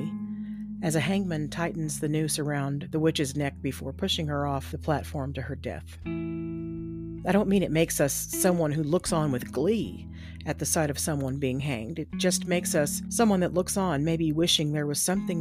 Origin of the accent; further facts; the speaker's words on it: Texas, United States; I grew up in Texas and was taught that black people were second-class citizens at best.